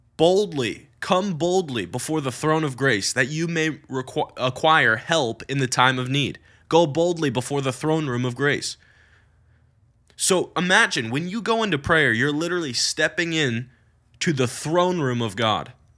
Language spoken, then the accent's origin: English; United States; I'm American, which I am